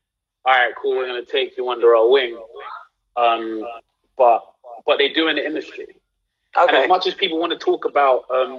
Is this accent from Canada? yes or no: no; London, United Kingdom; I'm from London, I'm doing a South Central accent.